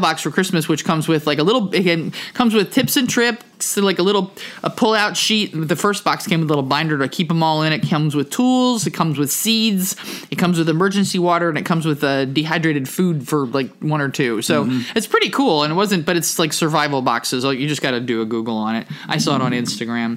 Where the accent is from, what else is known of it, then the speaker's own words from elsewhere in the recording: New Jersey, United States; moved away; also born or lived in Camden, New Jersey; I grew up in New Jersey and I lived in Camden for nine years